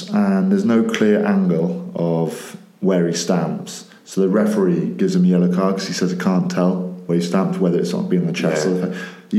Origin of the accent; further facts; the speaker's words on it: Welsh, Wales, United Kingdom; I'm Welsh